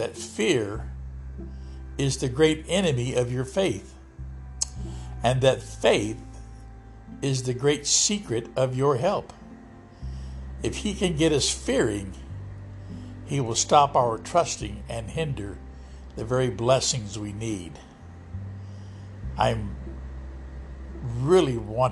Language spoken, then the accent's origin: English; Lodi, California, United States; my hometown of Lodi, California